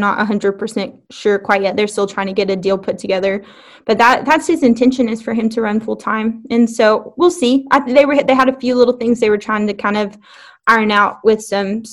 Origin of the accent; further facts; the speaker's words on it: Alexander, Arkansas, United States; I am from Alexander, Arkansas. My parents' home is 2 minutes away from I-30 Speedway. I grew up with a dad who raced modifieds